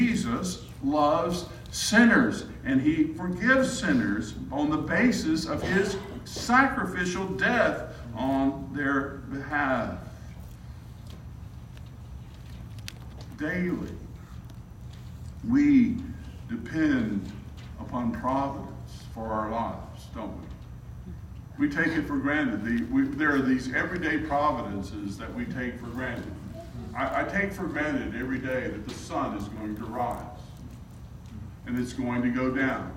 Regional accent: South Alabama, United States; now in Arkansas, United States; I'm from South Alabama

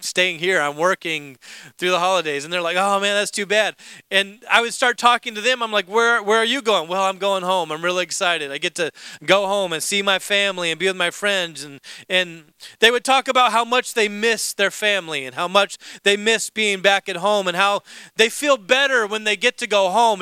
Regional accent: Alaska, United States; moved away as an adult; also born or lived in Indiana; I grew up in Alaska

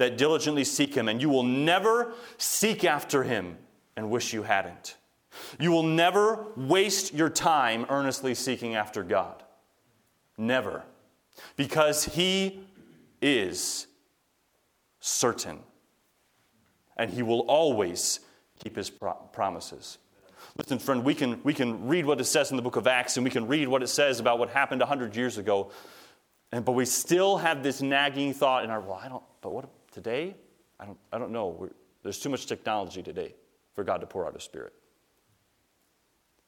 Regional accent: United States; we as American believers

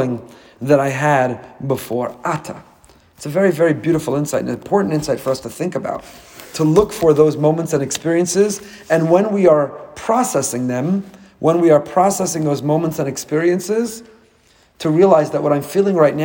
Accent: Teaneck, New Jersey, United States; moved away as an adult; now in Boca Raton, United States; I grew up with him in Teaneck

